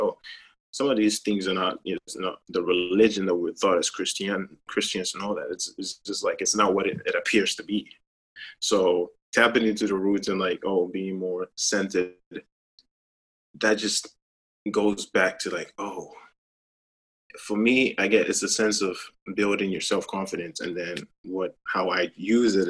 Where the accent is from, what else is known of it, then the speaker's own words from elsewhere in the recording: Ghana; moved away as an adult; as a child growing up in Ghana